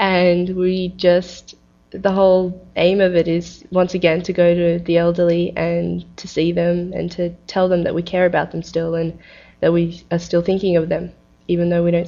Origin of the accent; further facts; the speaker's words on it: Australia; So we all came down to Turkey, and I was born in Australia, actually. And I have a lot of family in Turkey as well as Australia now.